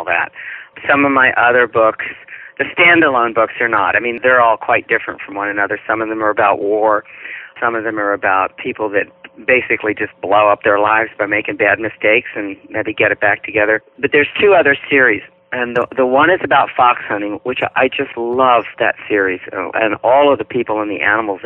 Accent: Virginia, United States; I'm from Virginia

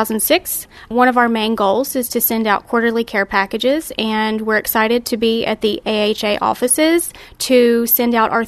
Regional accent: West Virginia, United States; I'm from West Virginia.

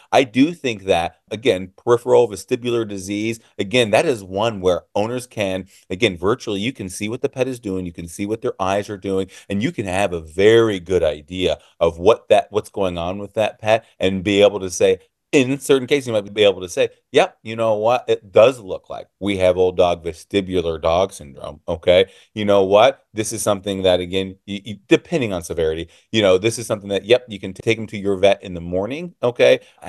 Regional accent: Illinois, United States; I am from Illinois. And so our laws are still, you need a client-patient relationship

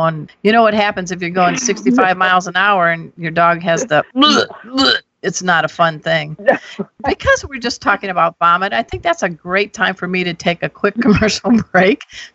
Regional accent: Crown Point, Indiana, United States; moved away as an adult; now in Texas, United States; I was raised in Crown Point, Indiana

